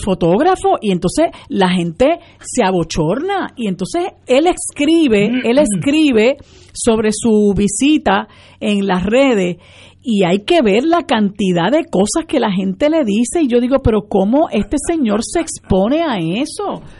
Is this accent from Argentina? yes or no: no; Puerto Rico; nosotros como puertorriqueñas y puertorriqueños